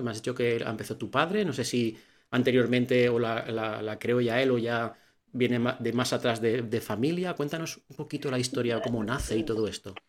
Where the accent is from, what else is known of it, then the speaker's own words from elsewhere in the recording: Valencia, Valencian Community, Spain; yo soy de Valencia